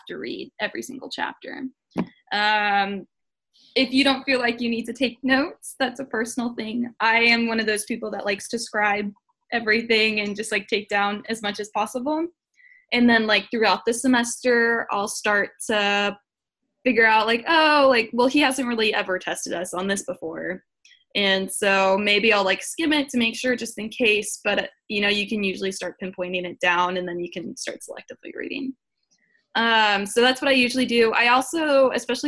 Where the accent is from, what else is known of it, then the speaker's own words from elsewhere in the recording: Seattle, Washington, United States; now in Houston, United States; I'm from Seattle, Washington, but I live in Houston now